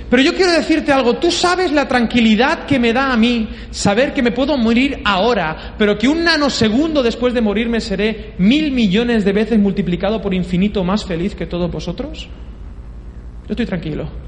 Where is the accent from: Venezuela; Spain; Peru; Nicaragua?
Peru; Yo vengo de Perú y he comido todo.